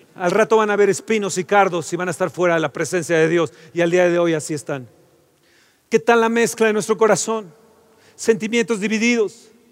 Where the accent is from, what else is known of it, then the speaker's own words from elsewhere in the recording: Mexico; Somos idólatras mexicanos